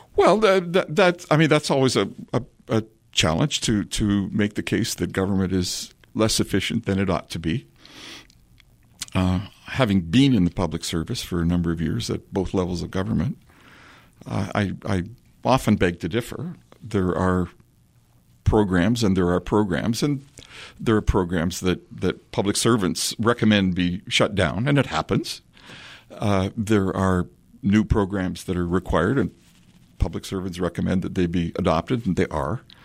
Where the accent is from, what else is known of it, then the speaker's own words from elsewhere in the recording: Collingwood, Ontario, Canada; the small community sense that I grew up with in Collingwood